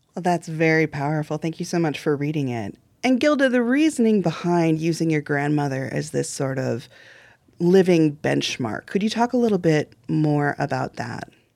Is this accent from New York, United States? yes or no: no; Illinois, United States; I grew up in Illinois. I went to Illinois public schools